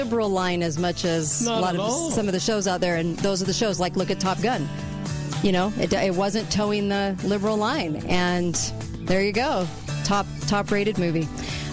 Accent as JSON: {"language": "English", "region": "California", "country": "United States", "tie": "born or raised there", "moved": "yes", "said": "When I grew up in California"}